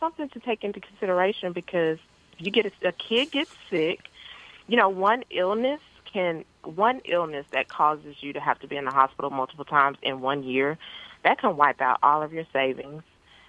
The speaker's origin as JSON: {"language": "English", "town": "Paris", "region": "Texas", "country": "United States", "tie": "born or raised there", "said": "I grew up in Paris, Texas, which is a little small town in northeast Texas."}